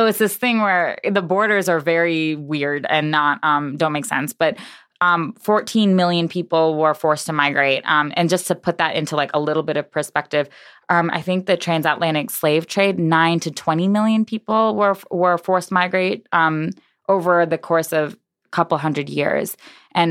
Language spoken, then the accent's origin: English; New York, United States; moved away as an adult; also born or lived in Boston / Providence; now in Chicago, United States; I was born in New York. My parents died in New York